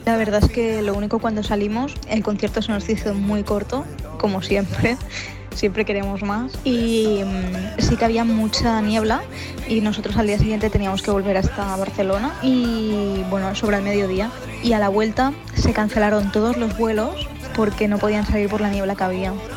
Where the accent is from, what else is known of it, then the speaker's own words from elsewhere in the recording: Uruguay; de Uruguay